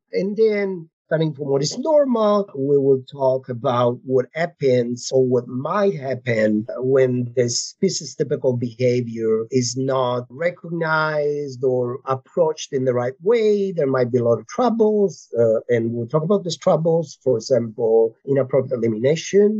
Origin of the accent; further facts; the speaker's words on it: Italy; English is a second language; moved away as an adult; also born or lived in Barcelona, Spain; now in Pennsylvania, United States; I am originally from Italy. I did my studies there, and then I moved to Spain, to Barcelona, for my PhD and master's.